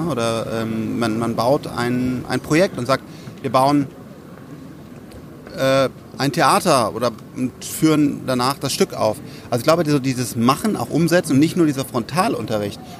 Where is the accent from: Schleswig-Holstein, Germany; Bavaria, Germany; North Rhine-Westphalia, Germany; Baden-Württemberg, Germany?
North Rhine-Westphalia, Germany; Bonn; dass eine neue Schule aufgemacht wurde in äh, Bonn, meinem Heimatdorf sozusagen